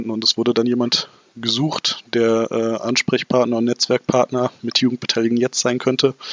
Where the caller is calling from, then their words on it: Stuttgart, Baden-Württemberg, Germany; Ich bin aus Stuttgart zugeschaltet, Stuttgart-Bad Cannstatt.